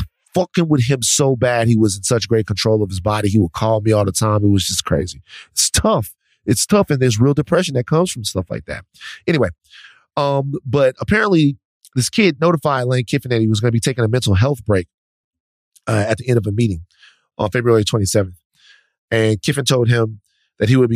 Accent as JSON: {"language": "English", "town": "Baton Rouge", "region": "Louisiana", "country": "United States", "tie": "born or raised there", "said": "Baton Rouge, my hometown."}